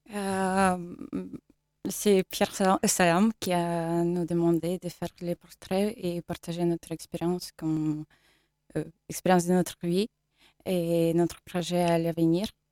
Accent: Stakhanov, Luhansk Oblast, Ukraine; French is a second language; moved away as an adult; also born or lived in Dnipro, Ukraine; now in Le Mans, France; je suis ukrainienne et je viens de l'Est d'Ukraine. je suis née dans la ville qui s'appelle Stakhanov

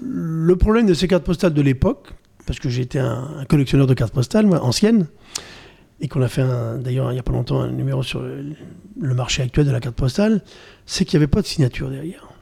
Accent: Normandy, France; Je suis normand

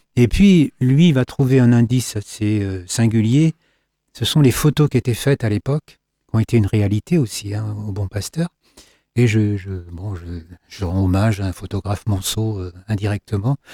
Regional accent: Saint-Calais, Pays de la Loire, France; also born or lived in Loir valley / Loir-et-Cher; Je suis né à Saint-Calais

